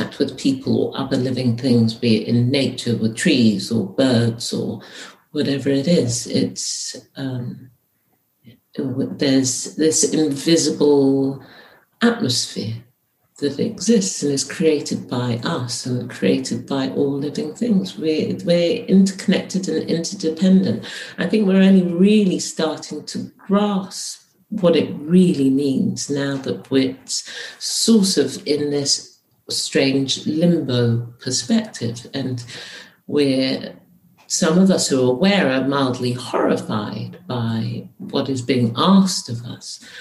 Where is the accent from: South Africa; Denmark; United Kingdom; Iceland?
United Kingdom; So I was born here, I am British, but my mother is not from here